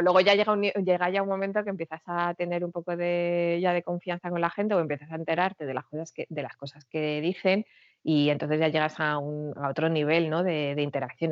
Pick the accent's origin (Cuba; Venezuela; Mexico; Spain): Spain; Madrid, Community of Madrid; moved away as an adult; now in France; yo soy de Madrid y tengo 43 años